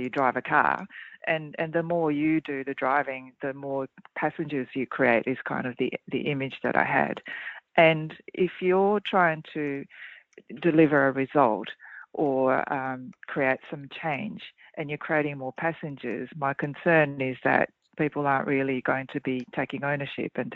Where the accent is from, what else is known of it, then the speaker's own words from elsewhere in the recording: Australia; accent: Australian; also born or lived in Japan; I am Australian, though, as I'm sure people can hear in my accent